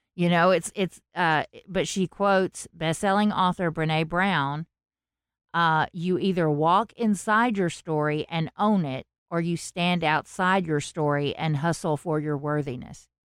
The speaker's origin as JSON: {"language": "English", "region": "the South", "country": "United States", "accent": "southern", "said": "I have a southern accent"}